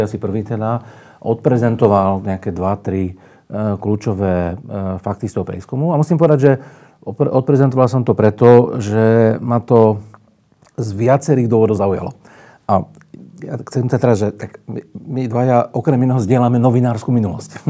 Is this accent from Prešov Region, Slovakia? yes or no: no; Bratislava, Bratislava Region, Slovakia; moved away; ja som tiež z Bratislavy, celý život som prežil v Bratislave alebo mimo Slovenska.